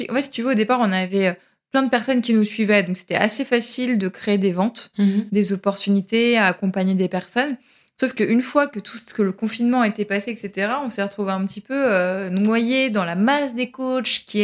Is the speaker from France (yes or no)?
yes; Paris, Île-de-France, France; Moi, je suis une parisienne dans l'âme.